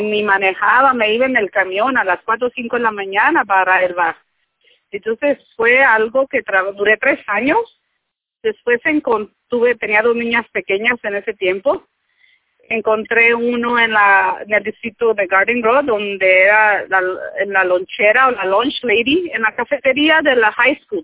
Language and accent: Spanish; Michoacán, Mexico; moved away as an adult; now in United States; yo soy de Michoacán, yo recién llegué aquí